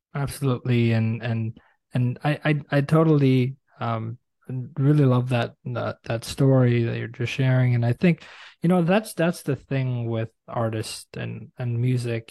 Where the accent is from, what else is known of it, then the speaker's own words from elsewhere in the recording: New York City, New York, United States; now in Toronto, Canada; I'm originally from Brooklyn, New York.